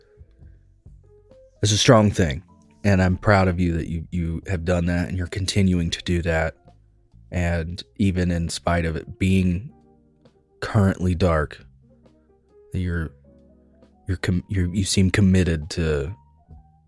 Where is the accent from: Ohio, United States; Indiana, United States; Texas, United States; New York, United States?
Indiana, United States; Greene County; I grew up in Greene County, Indiana. That is a backwoods Indiana place